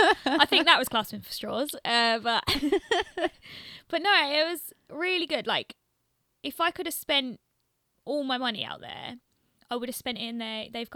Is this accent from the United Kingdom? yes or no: yes; London, United Kingdom; no, I'm from the UK, like, I'm from London.